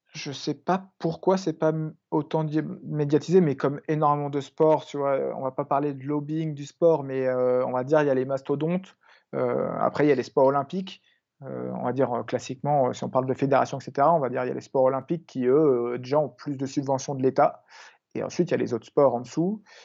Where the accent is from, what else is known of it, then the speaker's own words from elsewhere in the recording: Biville, Normandy, France; moved away; là où j'ai grandi, là où mes parents vivent encore, en, Normandie, à Biville